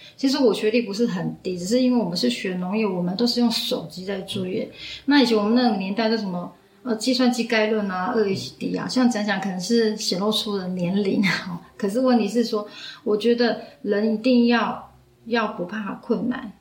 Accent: Hualien County, Taiwan; now in Taichung, Taiwan; 我是来自花莲富源阿美族的

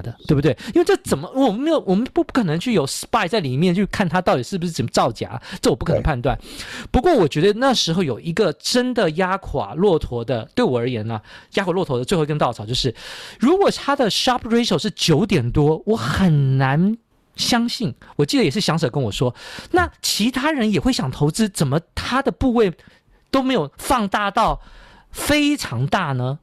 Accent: Taiwan; 我们台湾人

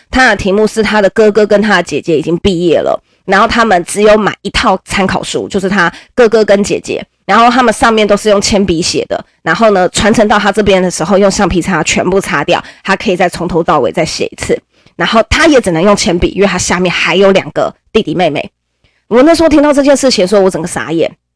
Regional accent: Nantou County, Taiwan; 我还是个南投人哦，我还不是台北人哦，我是南投人

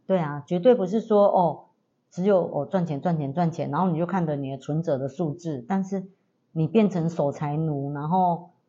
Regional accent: southern Taiwan, Taiwan; 我们是来自南台湾的

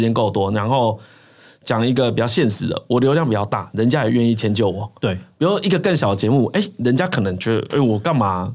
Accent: rural Changhua, Changhua County, Taiwan; 我是住彰化的乡下

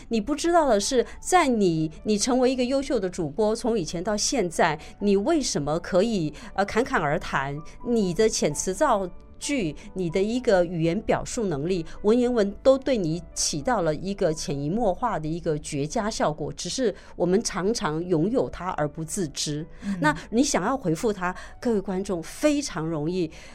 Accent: Taiwan; 我们台湾人

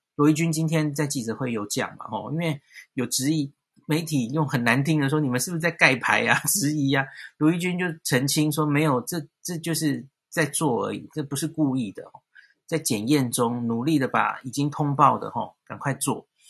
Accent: Taipei, Taiwan; 我们台北人

